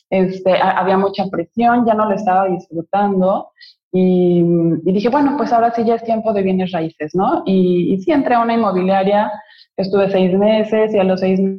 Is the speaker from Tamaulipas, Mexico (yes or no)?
no; Mexico City, Mexico; now in Cancún, Mexico; llegué hace 20 años de la Ciudad de México a Cancún, porque desde chiquita sabía que yo iba a vivir aquí.